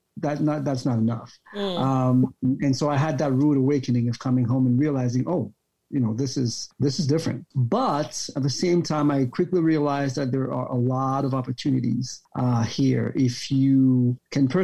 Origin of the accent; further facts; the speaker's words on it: Cameroon; also born or lived in Yaoundé, Cameroon / Bamenda, Cameroon / Ohio, United States; I was born and raised here in Cameroon, primary school in Yaoundé, secondary school in Bamenda